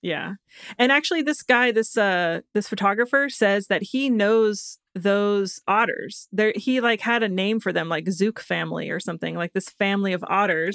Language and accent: English; Florida, United States; I was born in Florida